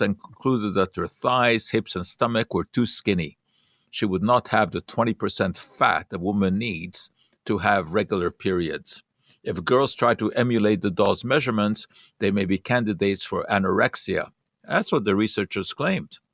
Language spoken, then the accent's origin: English; Hungary; moved away; I did not grow up with peanut butter uh, when I was young. It was just not a part of culture in Hungary